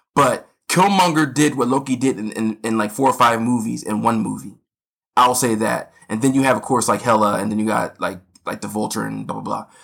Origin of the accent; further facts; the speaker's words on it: United States; being American